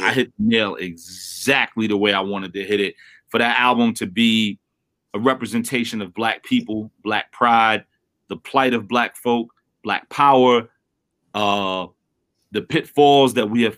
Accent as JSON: {"language": "English", "town": "New York City", "region": "New York", "country": "United States", "said": "I'm from Brooklyn"}